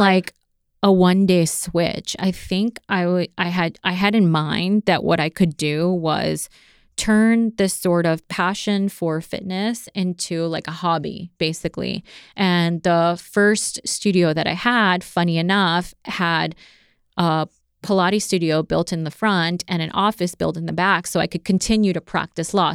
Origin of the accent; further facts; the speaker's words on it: Maryland, United States; also born or lived in Las Cruces, New Mexico; now in South Florida, United States; I grew up in Maryland for most of my life.